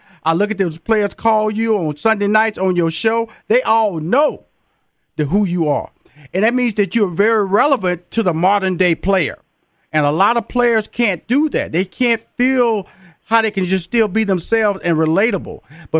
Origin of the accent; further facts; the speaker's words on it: Texas, United States; See, when I used to watch you, because I'm from Texas